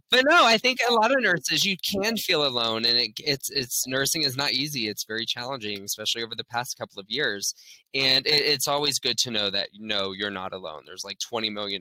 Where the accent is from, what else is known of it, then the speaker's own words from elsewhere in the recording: Orlando, Florida, United States; I'm born and raised in Orlando. So I grew up here